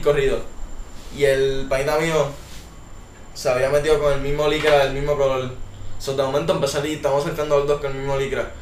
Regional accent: San Juan, Puerto Rico; now in Guaynabo, Puerto Rico; soy de San Juan, Puerto Rico, vivo en Guaynabo actualmente

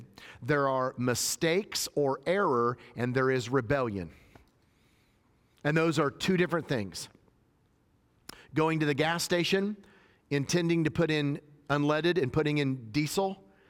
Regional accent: Northern US, United States; born there; now in Tennessee, United States; And I live in the South. I was born in the North where, you know, people talk normal. I give the pause. But we moved down to Tennessee

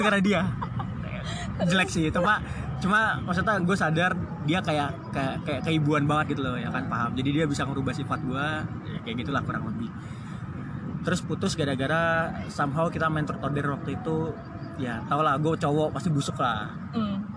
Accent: Jakarta, Indonesia; also born or lived in Lamongan; gue kebetulan dari kecil udah di Jakarta

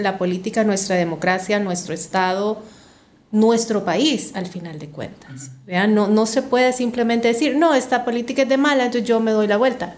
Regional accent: Santa Tecla, La Libertad, El Salvador; Yo nací en Santa Tecla

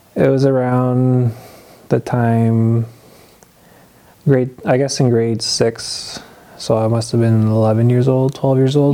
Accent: Sudbury, Ontario, Canada; also born or lived in Moose Factory, Ontario; I was born and raised in Moose Factory, Ontario. I I was I lived there until I was nine years old, and when I was nine, I, in 2001, I moved here to Sudbury, Ontario

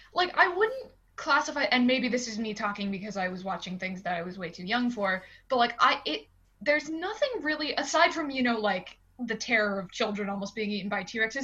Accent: Pittsburgh, Pennsylvania, United States; I'm from Pittsburgh in Pennsylvania

